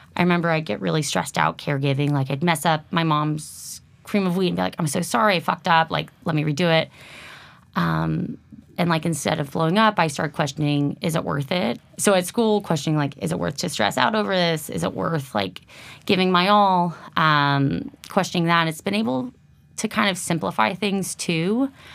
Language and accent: English; Lafayette, California, United States; moved away; originally from the Bay Area, Lafayette, my hometown as well